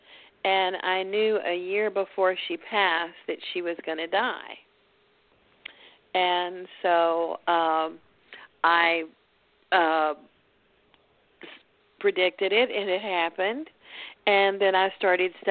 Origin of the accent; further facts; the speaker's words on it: Dallas, Texas, United States; I'm from Dallas